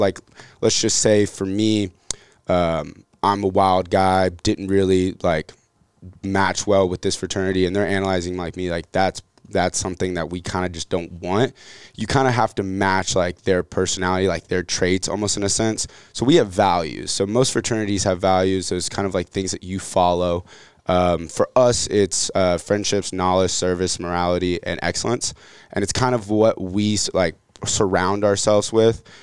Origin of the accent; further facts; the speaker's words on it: Atlanta, Georgia, United States; also born or lived in Marietta; So I was born in Atlanta. Uh, grew up in Atlanta, Marietta, right outside of Atlanta.